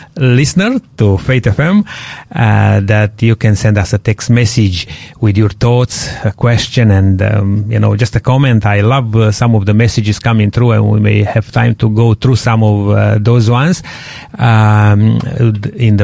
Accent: Romania; moved away; Romanians, they speak a Latin language

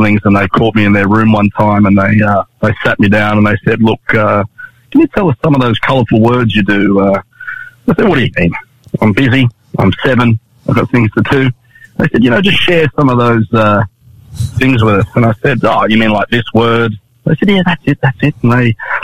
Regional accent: Sydney, New South Wales, Australia; also born or lived in Canberra; born and raised in Sydney

